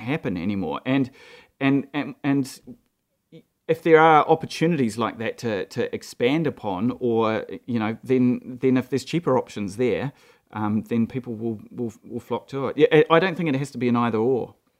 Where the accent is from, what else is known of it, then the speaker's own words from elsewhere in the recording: Gisborne, New Zealand; also born or lived in Mahia Peninsula; I grew up in Gisborne.